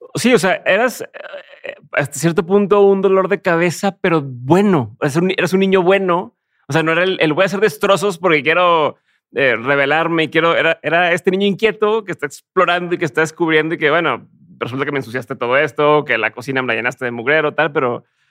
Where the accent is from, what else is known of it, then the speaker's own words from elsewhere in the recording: Mexico; yo, soy de México